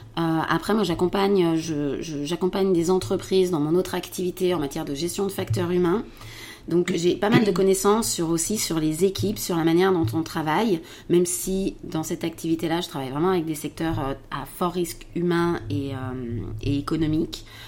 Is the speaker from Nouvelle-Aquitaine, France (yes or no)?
no; around Lyon, Auvergne-Rhône-Alpes, France; also born or lived in Paris; je suis revenue en fait dans ma région d'origine, aux alentours de, aux alentours de Lyon